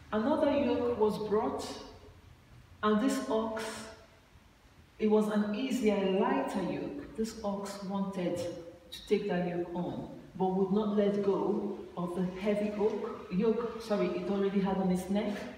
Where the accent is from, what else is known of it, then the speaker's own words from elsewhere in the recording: Nigeria; moved away; I went to, uh, home in Nigeria and I, I traveled with her from my hometown to Abuja